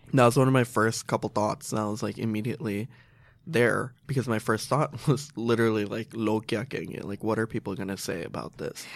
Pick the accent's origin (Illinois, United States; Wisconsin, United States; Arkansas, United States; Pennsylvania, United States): Illinois, United States; Chicago; I grew up in Chicago. I've lived there ever since.